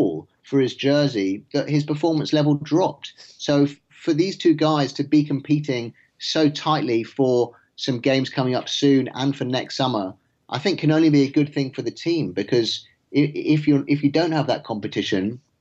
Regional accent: England, United Kingdom; As an Englishman

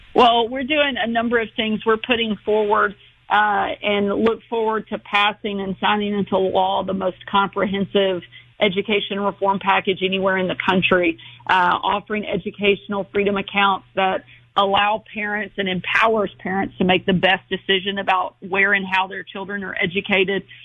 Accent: Arkansas, United States; here in my home state of Arkansas

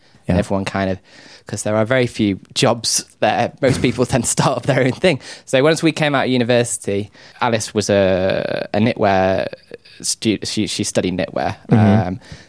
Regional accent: North West England, United Kingdom; now in South England; I am from a suburb of Manchester.

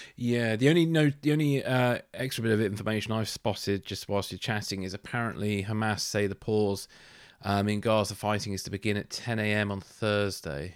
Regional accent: England, United Kingdom; as a English person

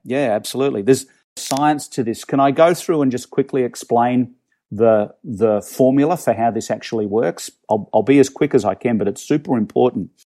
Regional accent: Melbourne, Victoria, Australia; moved away as an adult; now in Toronto, Canada; I'm originally from Melbourne, Australia. Um, long story short, I live, I live here in, in Toronto, in Canada

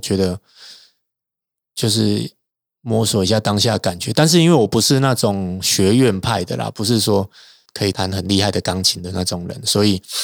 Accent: Taichung, Taiwan; 因为我是台中人啦，啊，我们以前那，在台中有很多朋克团

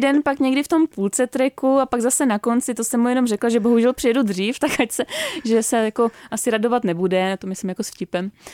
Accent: Czechia; u nás v Čechách

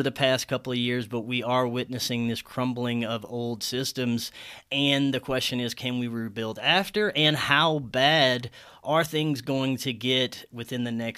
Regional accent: Southern Louisiana, United States; moved away as an adult; also born or lived in Florida; Jason and I grew up in the same hometown

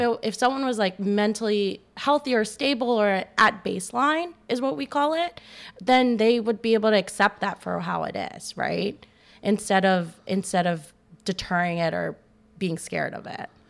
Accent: Maryland, United States; now in Chicago, United States; I did a year back home. I'm from Maryland

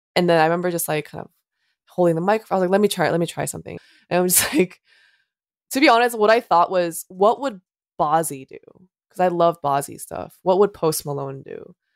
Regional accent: South Korea; moved away; I was born and raised in Korea

